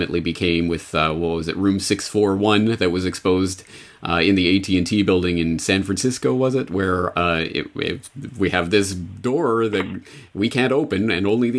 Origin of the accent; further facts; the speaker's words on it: Canada; moved away as an adult; now in Japan; I'm a Canadian who's been living in Japan for 14 years now